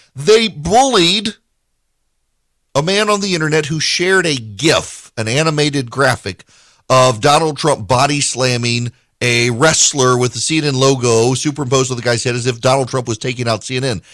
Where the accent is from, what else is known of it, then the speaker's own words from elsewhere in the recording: Dubai, United Arab Emirates; moved away; When I was growing up in Dubai